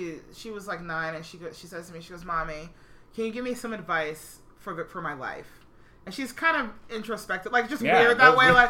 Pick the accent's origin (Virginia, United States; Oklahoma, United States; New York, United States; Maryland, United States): Virginia, United States; Herndon; I grew up in Fairfax County in fucking Herndon, Virginia.